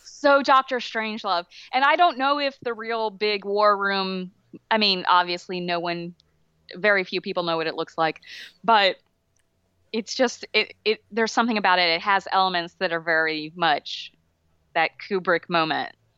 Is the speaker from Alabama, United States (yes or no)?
yes; Alabama, United States; I grew up in Alabama.